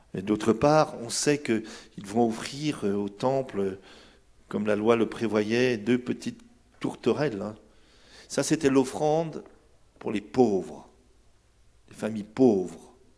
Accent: Brittany, France; vrai chez moi en Bretagne

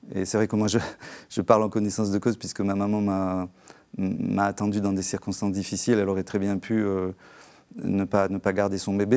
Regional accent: Algiers, Algiers Province, Algeria; je suis né euh, en Algérie algérienne un, mois après l'indépendance de l'Algérie, à Alger

